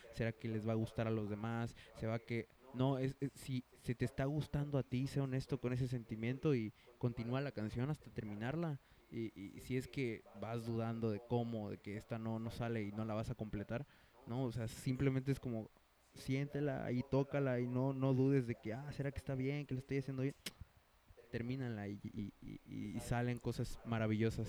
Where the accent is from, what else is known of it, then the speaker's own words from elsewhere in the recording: Mexico; somos mexicanos